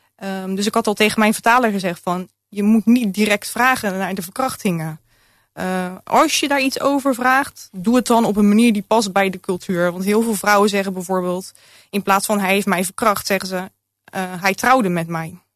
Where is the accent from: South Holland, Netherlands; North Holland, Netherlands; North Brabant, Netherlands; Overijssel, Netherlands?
South Holland, Netherlands; Rotterdam; born or raised there